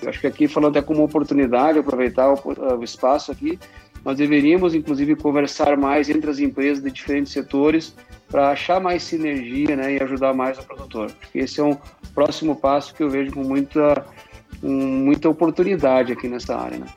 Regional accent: Rio Grande do Sul, Brazil; accent: southern; moved away as an adult; also born or lived in Santa Maria; now in São Paulo, Brazil; atualmente eu moro em São Paulo, mas sou natural de Catipe, Rio Grande do Sul

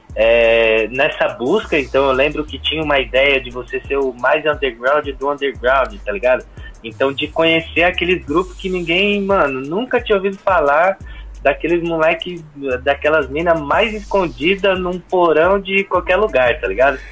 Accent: São Bernardo do Campo, São Paulo, Brazil; eu sou de São Bernardo do Campo

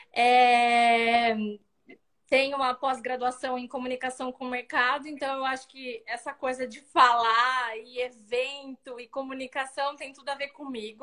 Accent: Sorocaba, São Paulo, Brazil; nós somos daqui de Sorocaba, né, interior de São uhum. Paulo

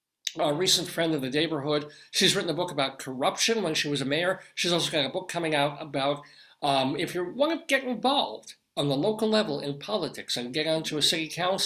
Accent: Long Island, New York, United States; moved away; also born or lived in Colorado; we grew up on Long Island.

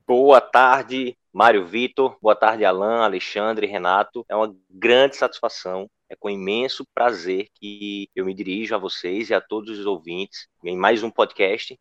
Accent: interior of Pernambuco, Brazil; born or raised there

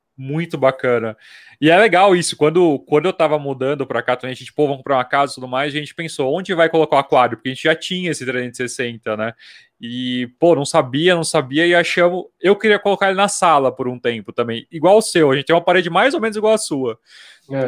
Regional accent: Jundiaí, São Paulo, Brazil; also born or lived in Vinhedo / Mato Grosso do Sul; eu sou de Jundiaí. Eu nasci aqui em hum. Vinhedo, que é pertinho

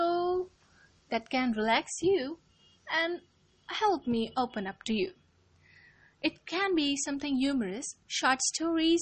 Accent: India; I'm an Indian now. It's monsoon going on here

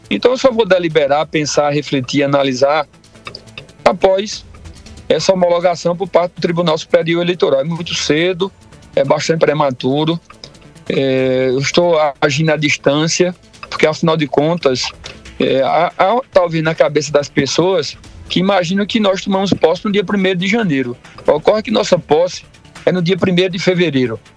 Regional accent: Brazil; sou brasileiro, sou apaixonado por esse país.

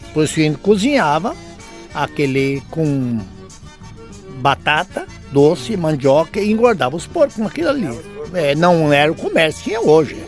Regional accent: Nonoai, Rio Grande do Sul, Brazil; now in Capitão Leônidas Marques, Brazil; eu nasci num assim, lugarzinho chamado Barra Seca

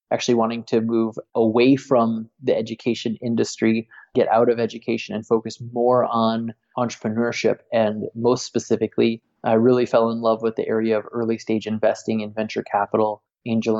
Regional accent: United States; moved away as an adult; now in Barcelona, Spain; I'm from the United States

